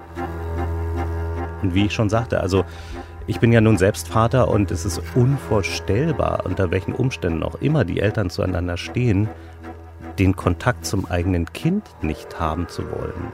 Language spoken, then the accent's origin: German; Berlin, Germany; Geboren bin ich in Berlin-Kaulsdorf. Dann haben wir in äh, Friedrichshain gelebt